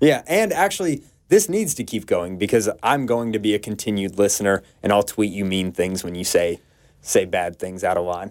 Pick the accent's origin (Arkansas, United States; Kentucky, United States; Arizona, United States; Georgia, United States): Georgia, United States; Atlanta; moved away; work in my hometown of Atlanta and be close to my family